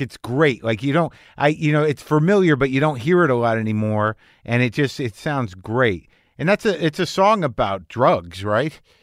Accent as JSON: {"language": "English", "town": "Albuquerque", "region": "New Mexico", "country": "United States", "tie": "born or raised there", "moved": "yes", "said": "I grew up in Albuquerque, New Mexico."}